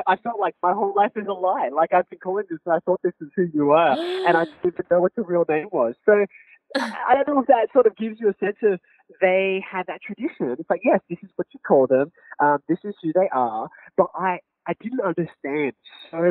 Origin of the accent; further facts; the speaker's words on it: Sydney, New South Wales, Australia; growing up in Australia, particularly in the area that I was raised